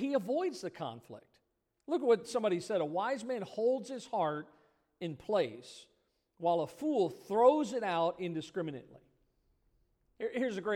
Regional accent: Midwest, United States; I grew up in the Midwest, and we called it soda

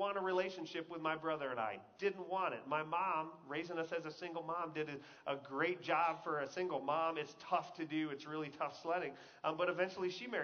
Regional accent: Texas, United States; I grew up in Texas

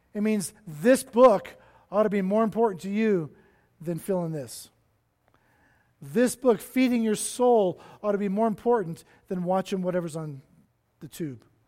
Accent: Cincinnati, Ohio, United States; now in Denver, United States; I was born in Cincinnati, Ohio

